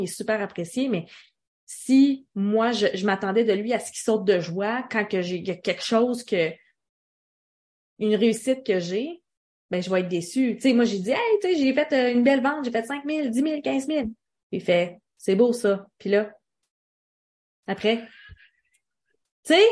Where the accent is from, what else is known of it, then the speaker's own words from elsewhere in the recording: Quebec, Canada; Je suis québécoise qui parle français du Canada